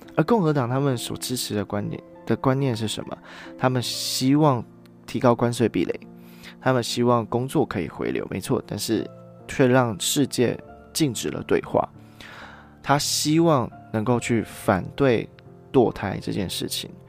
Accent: Taiwan; 我们今天是台湾人

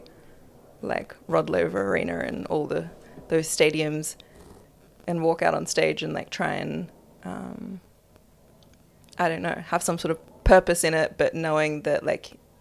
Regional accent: Melbourne, Victoria, Australia; also born or lived in Apollo Bay / Fitzroy; I was born in Melbourne to my parents. And I spent a lot of time growing up down in the coastal town Apollo Bay

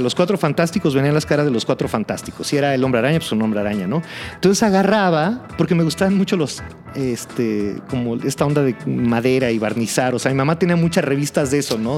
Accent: Mexico City, Mexico; Toda mi vida he vivido más o menos por la zona de Coyoacán.

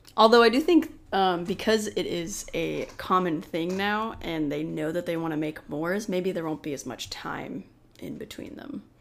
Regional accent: Oklahoma, United States; I grew up in Oklahoma

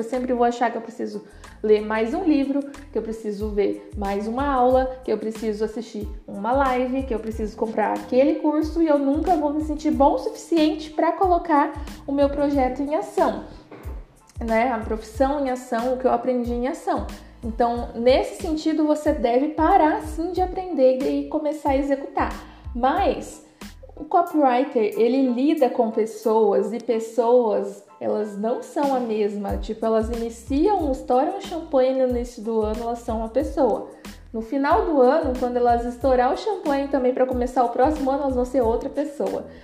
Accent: Paraná, Brazil; eu sou do Paraná

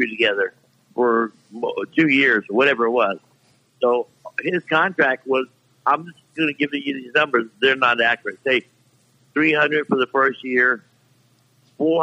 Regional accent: Florida, United States; Florida, my hometown

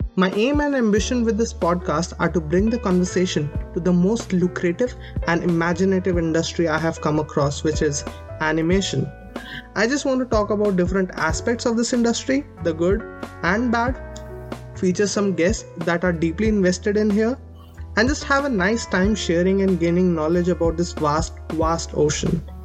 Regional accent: Delhi, India; I grew up in Delhi, India

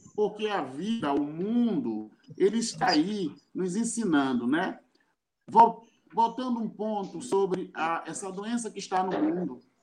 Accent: Salvador, Bahia, Brazil; sou de Salvador, Bahia

